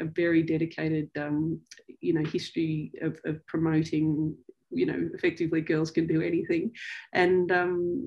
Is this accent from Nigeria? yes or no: no; Sydney, New South Wales, Australia; I grew up here in Sydney